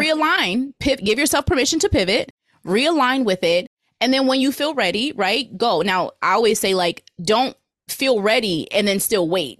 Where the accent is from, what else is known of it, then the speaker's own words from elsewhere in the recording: New Jersey, United States; moved away; also born or lived in Virginia; I'm from New Jersey